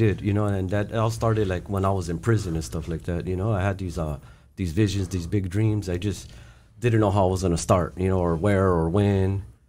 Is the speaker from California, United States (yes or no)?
yes; East Los Angeles, California, United States; growing up in East LA, it was like my heaven on earth, you know. I had my both parents, I had my grandparents, I had my carnales, I had all my friends right there on Duncan Avenue.